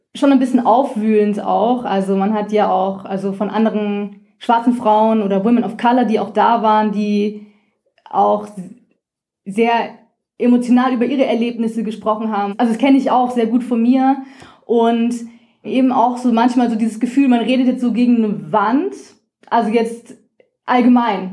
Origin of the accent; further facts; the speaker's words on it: Rhine-Main area, Hesse, Germany; moved away as an adult; also born or lived in Vienna, Austria; ich bin im Rhein-Main-Gebiet in Hessen aufgewachsen